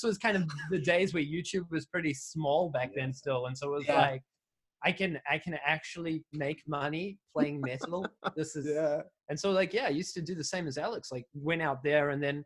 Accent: Auckland, New Zealand; I grew up in New Zealand in Auckland

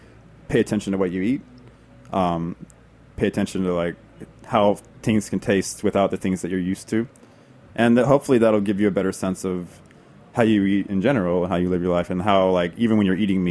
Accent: Texas, United States; I'm from Texas.

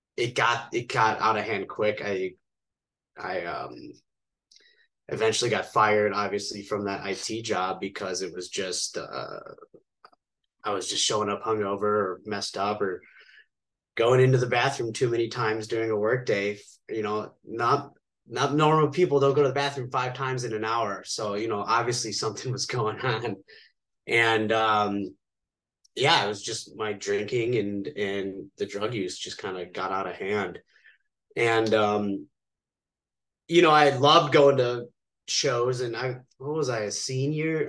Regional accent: outside of Chicago, Illinois, United States; now in Las Vegas, United States; born and raised right outside of Chicago in a suburb

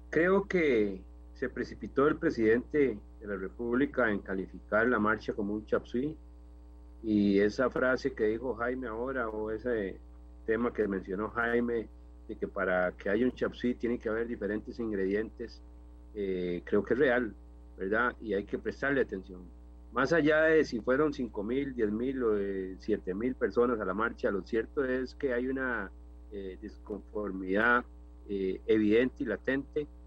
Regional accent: Cartago, Costa Rica; en mi caso como diputado también, que soy de Cartago

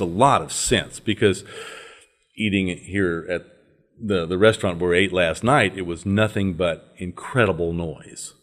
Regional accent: northern Louisiana, United States; I was brought up in the Episcopal Church, uh, in the deep south of this country

